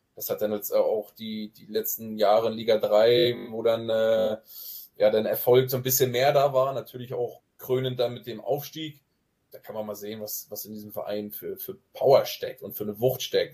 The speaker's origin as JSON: {"language": "German", "area": "Grevesmühlen area", "region": "Mecklenburg-Vorpommern", "country": "Germany", "tie": "born or raised there", "also_born_or_lived": "Wismar", "accent": "Norddeutsch", "moved": "as an adult", "lives_now": "Zwickau, Germany", "said": "Ich wurde in Grevesmühlen geboren, ich habe damals aber mhm. nie in Grevesmühlen gelebt, aber im Umland von Grevesmühlen, äh, kleinere, kleinere Dörfer unweit von Grevesmühlen"}